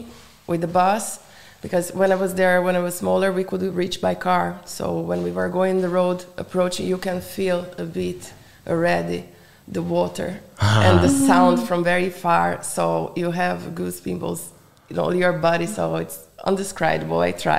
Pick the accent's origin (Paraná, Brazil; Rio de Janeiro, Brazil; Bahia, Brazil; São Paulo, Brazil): Paraná, Brazil; Foz do Iguaçu; English is a second language; moved away as an adult; also born or lived in Londrina, Brazil; now in Hungary; I'm from the south. I was born in Londrina, north of Paraná state. Paraná state. I grew up in Foz do Iguaçu. It's the border with Paraguay and Argentina.